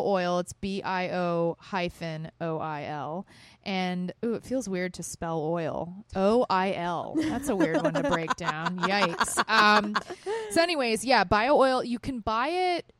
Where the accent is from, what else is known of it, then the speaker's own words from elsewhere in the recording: Texas, United States; moved away; I grew up in Texas